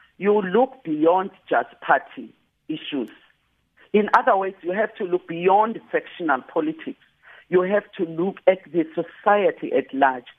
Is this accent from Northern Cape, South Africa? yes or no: no; KwaZulu-Natal, South Africa; I am from KwaZulu-Natal